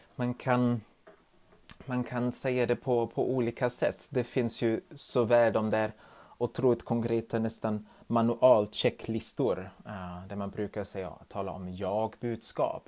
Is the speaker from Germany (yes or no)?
yes; Germany; now in Sweden; i mitt hemland Tyskland